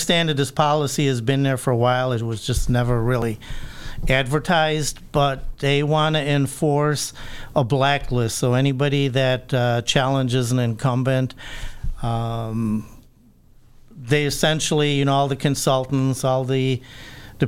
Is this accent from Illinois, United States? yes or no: yes; Chicago, Illinois, United States; now in Chicago suburbs, United States; I grew up around Lincoln Fullerton Halstead, the old 43rd